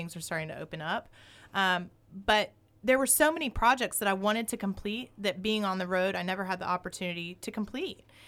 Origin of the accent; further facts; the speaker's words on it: the South, United States; also born or lived in New York; now in Sherman Oaks, United States; I grew up in the South around a lot of racism